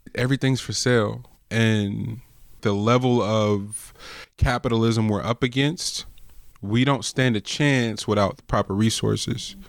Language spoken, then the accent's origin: English; the Bay Area, California, United States; I'm from the Bay.